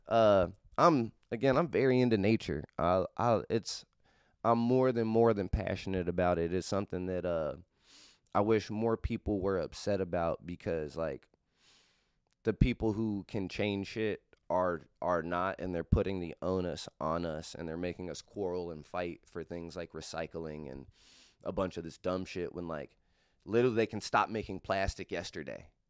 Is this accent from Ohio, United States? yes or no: yes; Cincinnati, Ohio, United States; I am from Clifton Gaslight. It is not a hood of Cincinnati. It's actually one of the nicer neighborhoods of Cincinnati. Uh, in the era I grew up in, though, uh, Clifton Gaslight was the spot